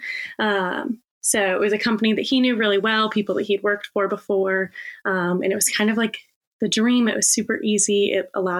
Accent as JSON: {"language": "English", "town": "Richmond", "region": "Virginia", "country": "United States", "tie": "born or raised there"}